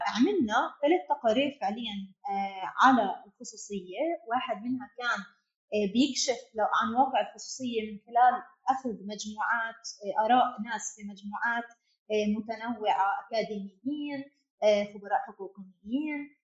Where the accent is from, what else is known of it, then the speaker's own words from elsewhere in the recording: Palestine; احنا كفلسطينيين تحت سيطرة السلطات الإسرائيلية